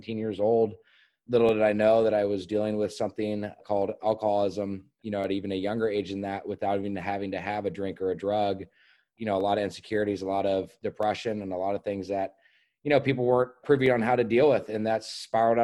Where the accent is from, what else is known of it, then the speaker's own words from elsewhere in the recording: Laguna Beach, California, United States; born and raised in Newport Beach at Hoag Hospital, grew up in Laguna Beach, Emerald Bay, Southern California kid